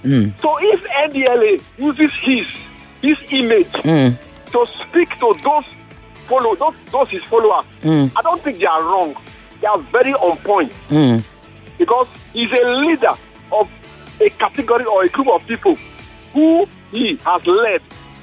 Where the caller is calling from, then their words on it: Oregun, Lagos, Nigeria; Yeah, I'm calling from Oregun.